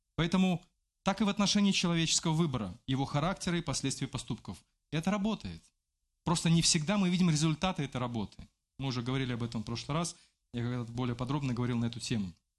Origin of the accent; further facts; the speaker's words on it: Belarus; я белорус